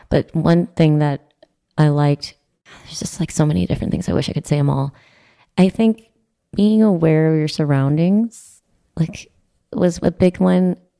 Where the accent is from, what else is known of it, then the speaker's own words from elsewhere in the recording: Midland, Texas, United States; Midland, Texas. Heaven in the South